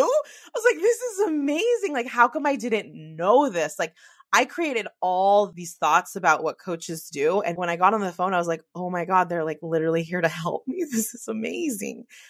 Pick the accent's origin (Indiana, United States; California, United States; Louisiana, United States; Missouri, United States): California, United States; the Bay Area; I'm from the Bay